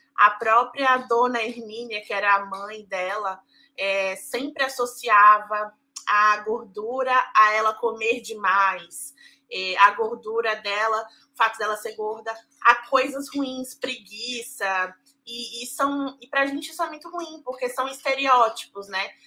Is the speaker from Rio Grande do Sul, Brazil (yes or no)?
no; Salvador, Bahia, Brazil; also born or lived in São Paulo; Eu sou de São Paulo, mas cresci em Salvador. É, vim para cá em 2001.